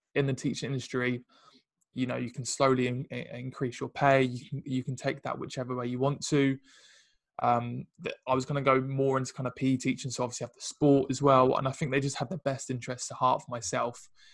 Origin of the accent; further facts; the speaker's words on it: Ipswich, East of England, United Kingdom; moved away as an adult; also born or lived in London; i come from Ipswich originally uh, moved, to London